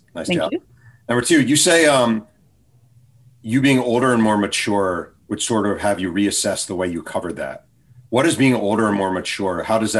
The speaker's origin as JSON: {"language": "English", "region": "New York", "country": "United States", "said": "I'm actually from New York and I grew up an Islanders fan."}